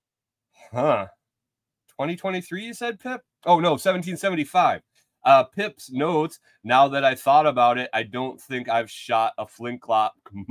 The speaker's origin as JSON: {"language": "English", "region": "Western New York", "country": "United States", "tie": "born or raised there", "also_born_or_lived": "Minnesota", "moved": "as an adult", "said": "I grew up in Western New York where we got boatloads of snow and learned to drive in the snow at a young age. And then spent the last year, 20 years in Minnesota"}